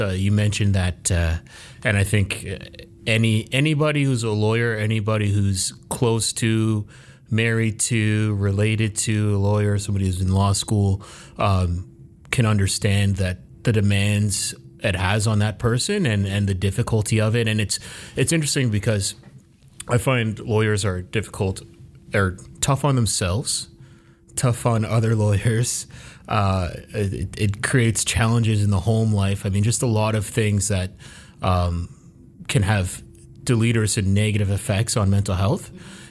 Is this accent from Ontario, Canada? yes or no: no; Halifax, Nova Scotia, Canada; also born or lived in Toronto; So when my family, we were born in Toronto, I was born in Toronto, and we moved to Halifax, and my mother was working.